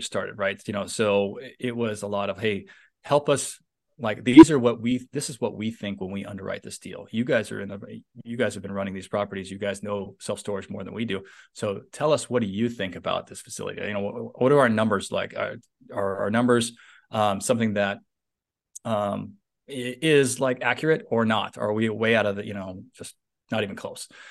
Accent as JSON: {"language": "English", "area": "San Francisco Bay Area", "region": "Northern California", "country": "United States", "moved": "yes", "lives_now": "Southern California, United States", "said": "I live in Southern California, although I'm from Northern California, the San Francisco Bay Area"}